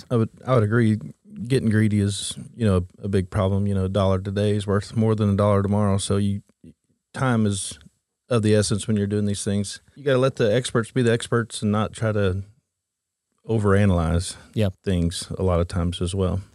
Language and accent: English; Oklahoma, United States; Born and raised in Oklahoma.